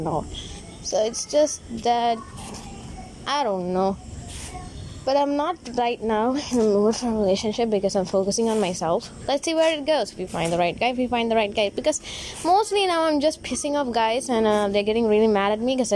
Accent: India; As an Indian girl

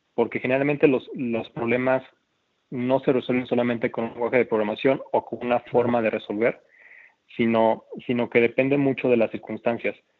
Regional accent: Oaxaca, Mexico; moved away as an adult; also born or lived in Mexico City; yo soy de Oaxaca

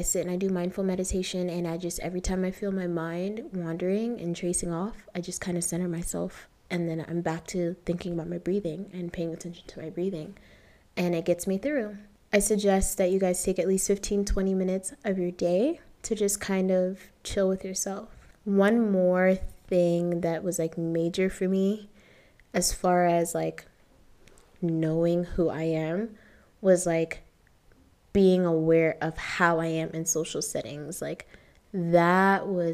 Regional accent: Ohio, United States; moved away as an adult; also born or lived in Toronto, Canada; now in Nairobi, Kenya; spent most of my life in Ohio growing up

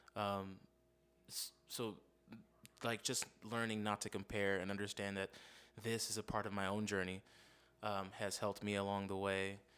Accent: Las Vegas, Nevada, United States; me and my fam moved here to Vegas in '92. I grew up in Las Vegas

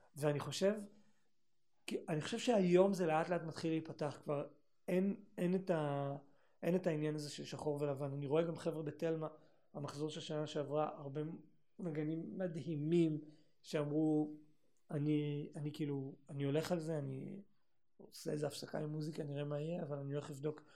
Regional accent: Northern Israel, Israel; moved away; באתי מהצפון

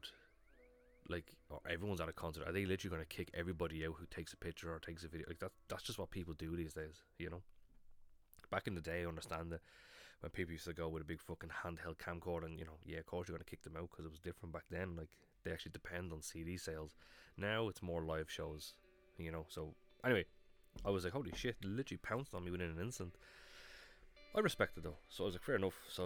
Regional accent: Ireland; I'm from Ireland

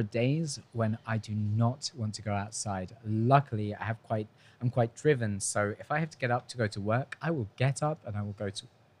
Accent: United Kingdom; also born or lived in Argentina; now in Spain; we're British.

